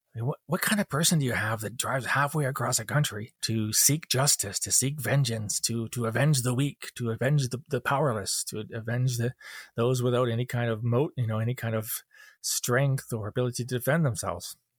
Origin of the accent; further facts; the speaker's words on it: Canada; I'm not an American. I'm a Canadian